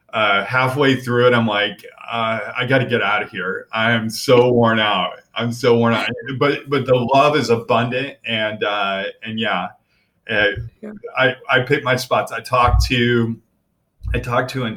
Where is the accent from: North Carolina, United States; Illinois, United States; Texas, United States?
Texas, United States; Bedford; moved away; also born or lived in California / Buffalo, New York; I grew up in Bedford, Texas.